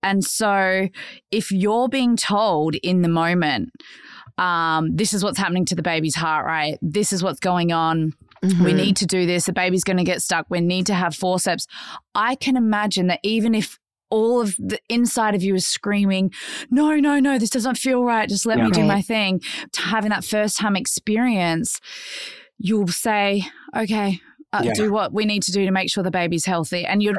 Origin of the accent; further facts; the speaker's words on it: Australia; I'm Aussie, yeah.